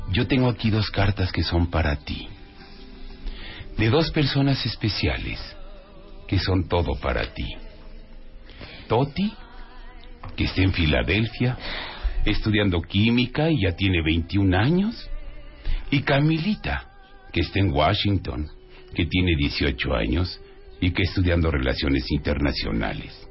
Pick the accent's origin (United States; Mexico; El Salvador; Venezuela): Mexico; Ahí demostramos como mexicanos que sabemos acariciar.